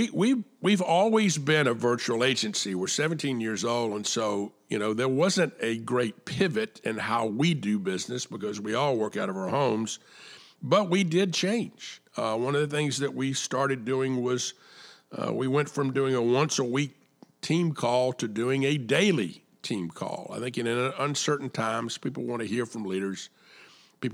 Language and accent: English; Atlanta, Georgia, United States; I was born and raised in Atlanta